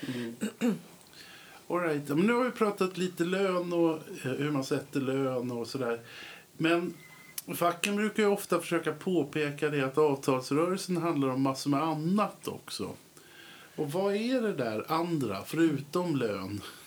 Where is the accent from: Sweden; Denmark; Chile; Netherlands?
Sweden; Södertälje, Stockholm County; Jag är ju uppväxt i Södertälje.